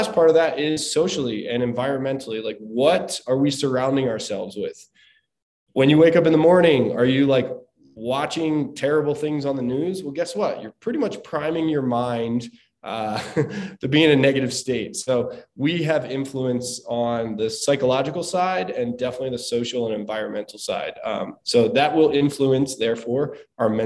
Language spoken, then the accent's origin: English; Southern New Jersey, United States; I'm from the East Coast, from Southern New Jersey, and we did a lot of stuff growing up